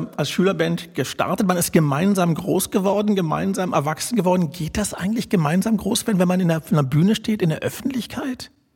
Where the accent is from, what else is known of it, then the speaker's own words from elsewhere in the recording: Berlin, Germany; Ich bin gebürtiger Charlottenburger